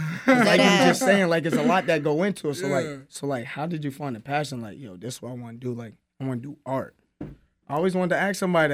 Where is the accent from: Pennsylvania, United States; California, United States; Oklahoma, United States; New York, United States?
New York, United States; Albany; when I say I'm from Albany, they be like, huh? Like, I'm like, yeah, I'm from Albany.